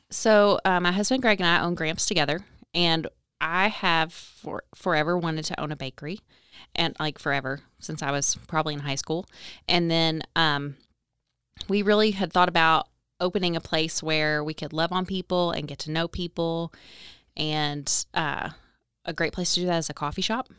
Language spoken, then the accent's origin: English; Owensboro, Kentucky, United States; moved away as an adult; also born or lived in Hardinsburg, Kentucky / Lexington, Kentucky; I'm born and raised in Owensboro. I was technically born in Hardensburg, but I've lived here my whole life